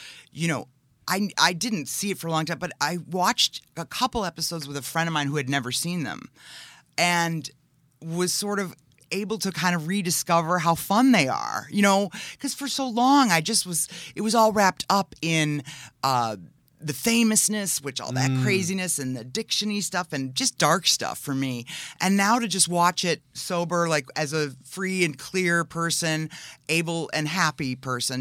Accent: Whitefish Bay, Wisconsin, United States; I grew up near in Whitefish Bay, which is a little suburb of Milwaukee, very, you know, just Americana.

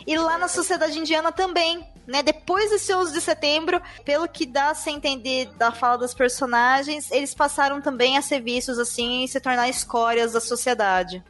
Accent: Brazil

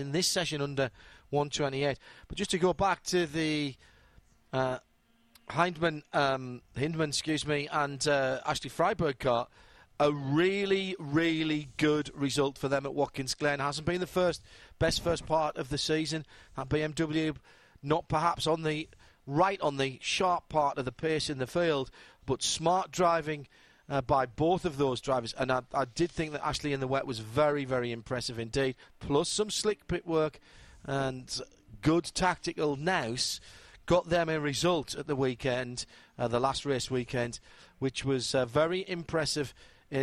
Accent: United Kingdom; moved away; expat Brits like myself

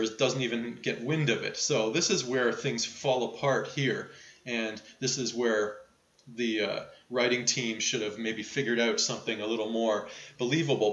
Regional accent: Toronto, Ontario, Canada; my hometown of Toronto

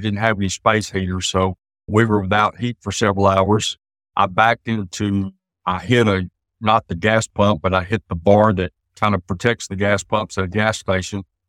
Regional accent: East Texas, United States; We're both from East Texas. I spent most of my adult life in East Texas

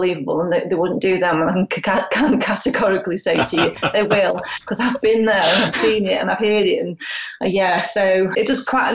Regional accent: United Kingdom; obviously with being British, quite British, and obviously working class

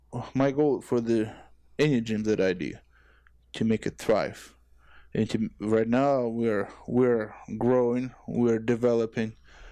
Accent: Ukraine; English is a second language; I was thinking about Ukraine because I was from Ukraine

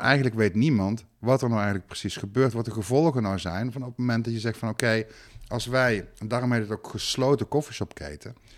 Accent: Netherlands; ik ben Nederlander

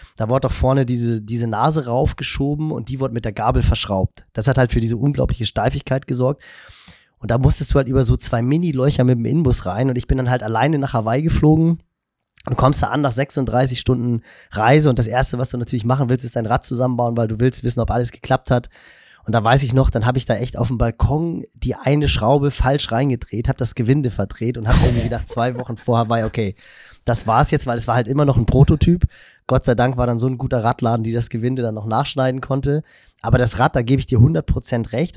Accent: Hamburg, Germany; ich bin im Norden von Hamburg groß geworden

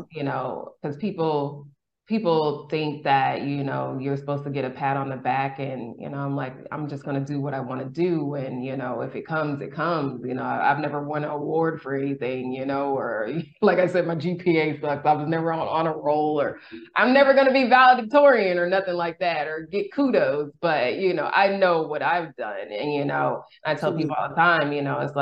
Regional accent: California, United States; moved away as an adult; also born or lived in Boston / Mexico; now in Houston, United States; I'm originally from California

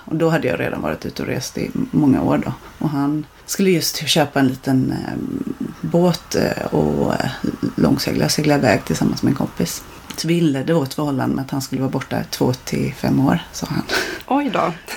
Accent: Blekinge, Sweden; now in Marstrand, Sweden; jag kommer från Blekinge

